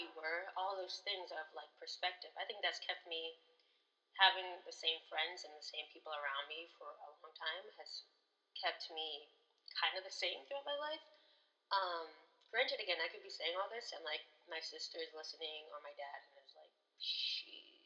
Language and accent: English; United States; my American perspective